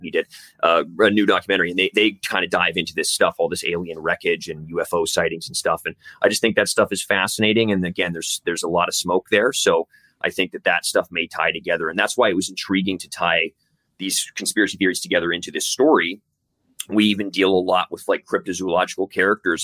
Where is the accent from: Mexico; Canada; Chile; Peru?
Canada; also born or lived in Vancouver; We're two Canadian dudes